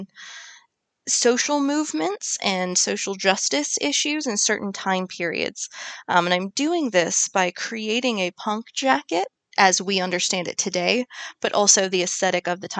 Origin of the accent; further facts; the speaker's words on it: United States; I'm an American